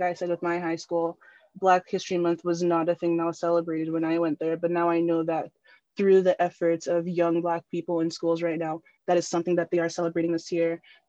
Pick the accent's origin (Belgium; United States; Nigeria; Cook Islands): Nigeria; now in Canada; So I'm a diaspora kid. I'm from Nigeria, but I'm living in the diaspora in Canada.